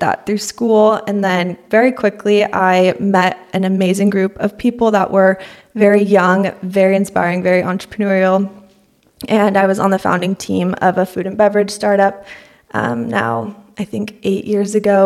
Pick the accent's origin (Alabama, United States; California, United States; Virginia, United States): California, United States; San Luis Obispo; also born or lived in Hawaii; now in Los Angeles, United States; I live in Los Angeles now, but I'm originally from San Luis Obispo and grew up there